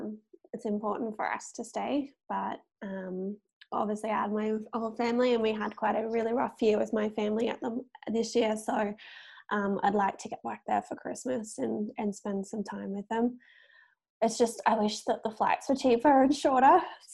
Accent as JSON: {"language": "English", "town": "Gold Coast", "region": "Queensland", "country": "Australia", "said": "I'm from the Gold Coast. So that is about an hour south of Brisbane. The main part of the Gold Coast is called Surfers Paradise."}